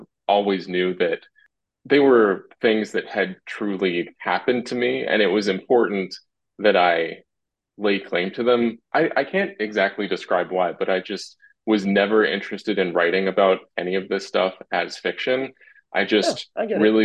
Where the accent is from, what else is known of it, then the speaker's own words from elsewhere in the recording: Salt Lake City, Utah, United States; I was in a non-Mormon family, but we grew up in Salt Lake City